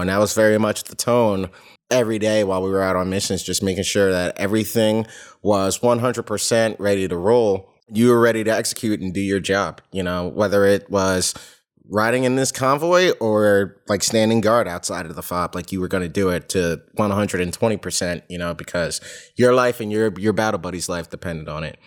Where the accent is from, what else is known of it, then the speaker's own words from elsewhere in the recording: United States; I'm from the New York, New Jersey area, born and raised